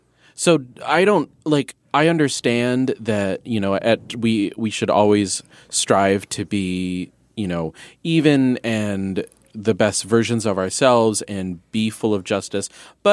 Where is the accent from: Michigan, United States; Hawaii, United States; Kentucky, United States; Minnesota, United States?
Michigan, United States; I'm from Michigan.